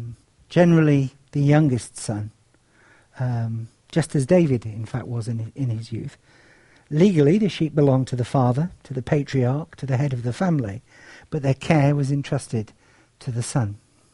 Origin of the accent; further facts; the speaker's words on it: Cyprus; As some of you know, I grew up in Cyprus. It was a sleepier place than it is now. The War of Partition, which has split the island, hadn't actually occurred. And it was quite a rural and agricultural place.